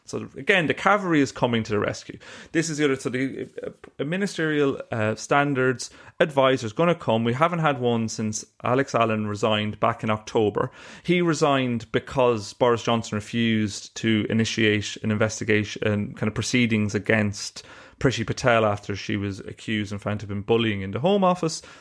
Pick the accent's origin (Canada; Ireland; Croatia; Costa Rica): Ireland; accent: Irish; you can tell from my accent I'm Irish